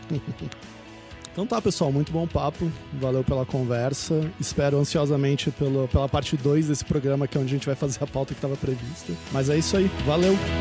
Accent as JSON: {"language": "Portuguese", "town": "Florianópolis", "region": "Santa Catarina", "country": "Brazil", "tie": "born or raised there", "also_born_or_lived": "Porto Alegre / Germany", "moved": "as an adult", "lives_now": "Rio de Janeiro, Brazil", "said": "eu sou de Porto Alegre, mas eu cresci em Floripa"}